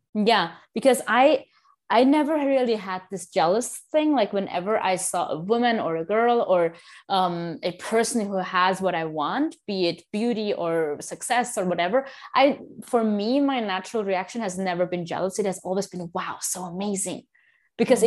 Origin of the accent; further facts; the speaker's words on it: India; I am from India, both of my parents are 100% from India